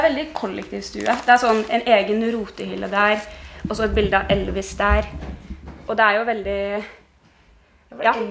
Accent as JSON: {"language": "Norwegian", "region": "Oslo", "country": "Norway", "tie": "born or raised there", "said": "Jeg, jeg vokste jo opp på Kampen her. Eh, så nå har jeg en sånn runde som går forbi den leiligheten eh, jeg vokste opp i."}